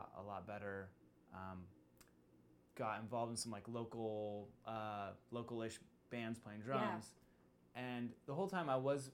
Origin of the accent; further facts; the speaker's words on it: Olympia, Washington, United States; also born or lived in California; I grew up in Olympia, Washington